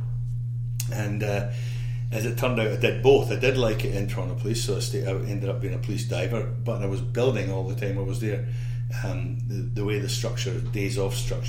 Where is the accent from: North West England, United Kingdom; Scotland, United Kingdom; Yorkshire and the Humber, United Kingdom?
Scotland, United Kingdom; Isle of Arran; I come from the Isle of Arran, which is a very small place. Geographically off the west coast of Scotland, only about 3,000 people